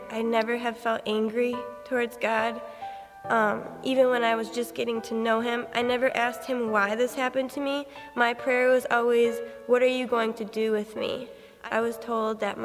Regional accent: Michigan, United States; moved away; I'm originally from Michigan

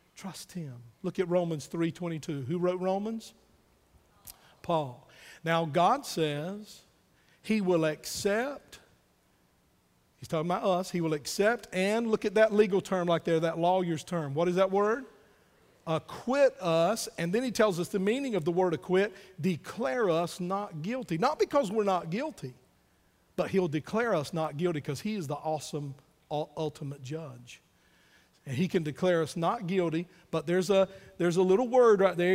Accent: United States; I'm still glad to be an American

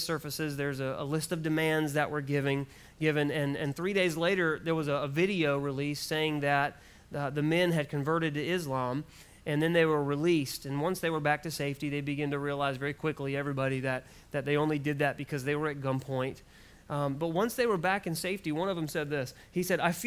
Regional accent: United States; I'm so glad for the freedoms that I have as an American

